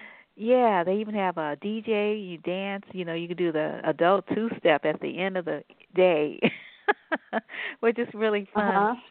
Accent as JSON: {"language": "English", "town": "New Orleans", "region": "Louisiana", "country": "United States", "said": "you're from one of those southern states, and so am I, actually. I'm from New Orleans."}